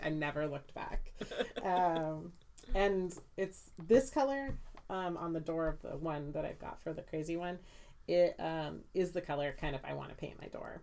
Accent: Santa Clarita, California, United States; I grew up in Santa Clarita

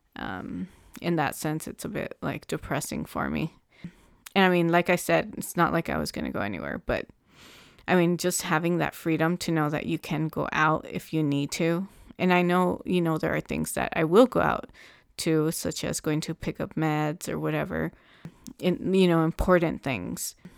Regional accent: Southern California, United States; I'm from Southern California

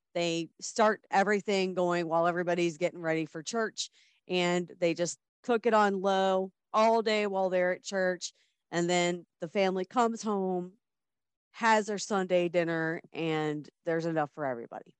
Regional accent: Midwest, United States; I'm from the Midwest.

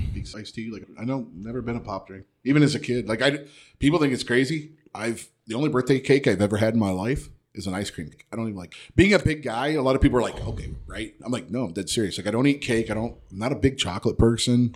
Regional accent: Ohio, United States; I'm from Ohio

